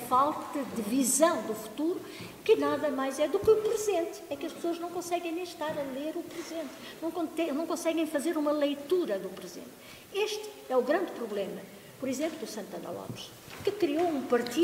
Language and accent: Portuguese; Angola; now in Portugal; eu também sou natural de Angola